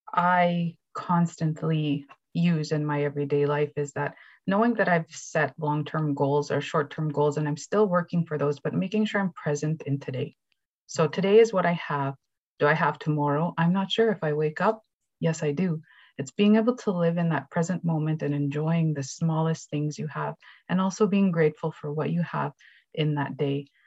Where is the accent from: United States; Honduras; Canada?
Canada; moved away; also born or lived in Treaty 2 territory; I am a Cree educator from Treaty 5 territory, currently living and working in Treaty 2